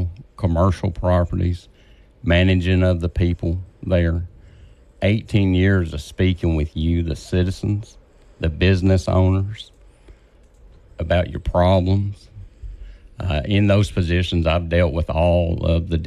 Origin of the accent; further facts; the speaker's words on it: Vivian, Louisiana, United States; I'm from Vivian, Louisiana. I've been in Vivian since 2017.